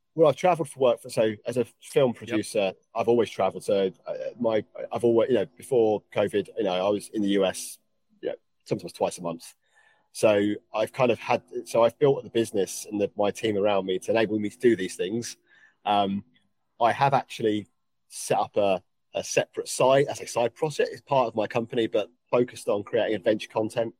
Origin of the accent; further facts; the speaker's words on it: England, United Kingdom; accent: English; my English accent